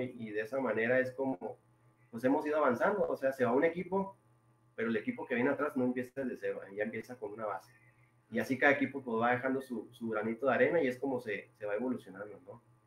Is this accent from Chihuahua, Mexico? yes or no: yes; Rosales, Chihuahua, Mexico; also born or lived in Delicias, Chihuahua; yo, soy originario de Ciudad Delicia, bueno, Ciudad Rosales, Chihuahua